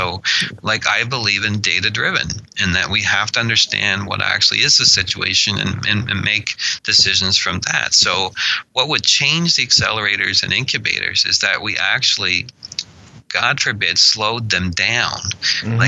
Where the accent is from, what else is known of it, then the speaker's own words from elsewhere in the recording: Annapolis Valley, Nova Scotia, Canada; I was born in the Annapolis Valley